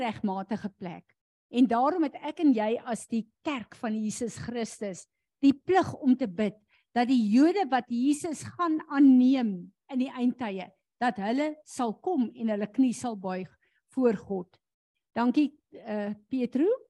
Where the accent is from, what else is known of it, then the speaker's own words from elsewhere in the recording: South Africa; ons as Suid-Afrikaners